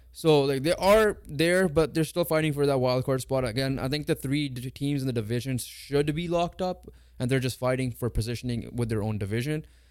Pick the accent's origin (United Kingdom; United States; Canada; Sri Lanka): Canada; we're Canadian